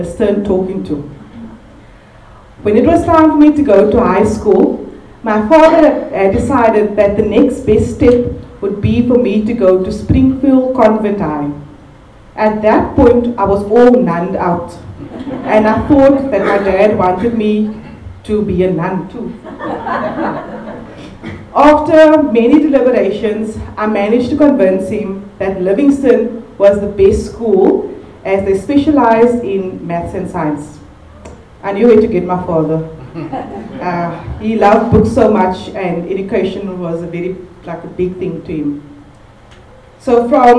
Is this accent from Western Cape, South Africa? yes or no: yes; Cape Town, Western Cape, South Africa; also born or lived in Bergvliet; growing up in Malunga Park, Guguletu, Gugs as they know it